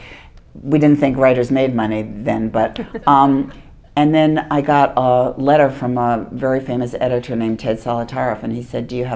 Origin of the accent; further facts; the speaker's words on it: Hempstead, New York, United States; I grew up on Long Island